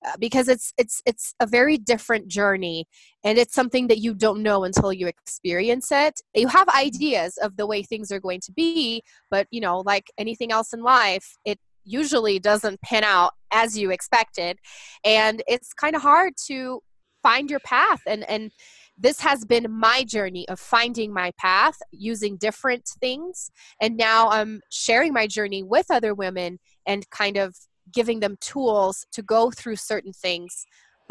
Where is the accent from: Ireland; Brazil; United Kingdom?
Brazil; English is a second language; moved away as an adult; now in United States; I'm actually from Brazil. I was born there and raised there, and I married an American and moved to the United States in 2010